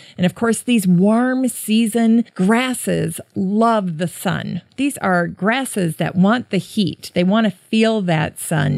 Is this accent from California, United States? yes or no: no; Worthington, Minnesota, United States; growing up in Worthington near Sioux Falls, South Dakota